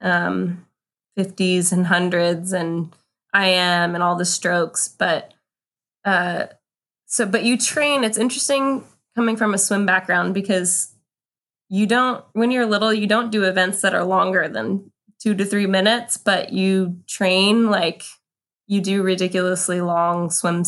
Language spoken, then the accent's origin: English; Ventura, California, United States; I grew up in Ventura, California, which is about equally between Santa Barbara and Los Angeles on the coast. I actually live in Ventura today.